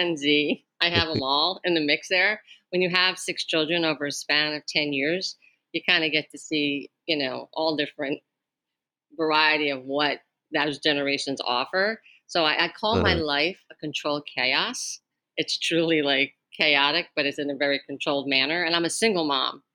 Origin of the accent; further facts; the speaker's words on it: New Jersey, United States; I'm a Jersey girl. I was born and raised in New Jersey.